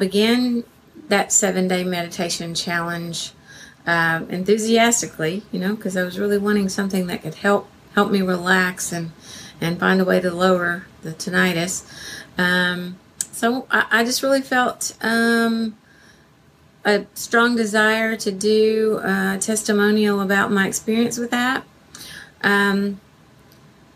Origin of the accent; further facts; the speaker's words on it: Arkansas, United States; I'm from Arkansas, USA.